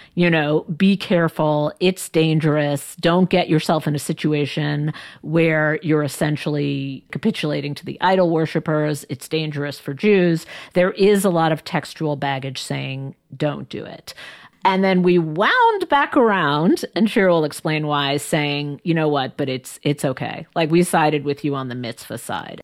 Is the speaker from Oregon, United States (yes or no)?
no; New York, United States; moved away as an adult; now in Washington, D.C., United States; when I moved from New York to D C